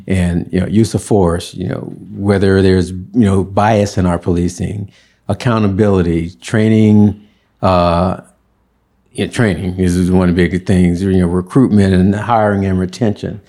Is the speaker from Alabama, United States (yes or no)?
yes; Birmingham, Alabama, United States; moved away as an adult; now in San Francisco, United States; all of my schooling, school years, elementary through college, was in Alabama